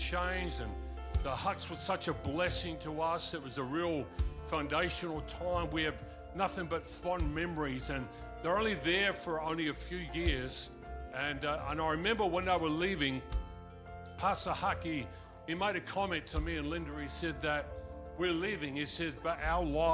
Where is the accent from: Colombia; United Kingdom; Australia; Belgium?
Australia; I'm Australian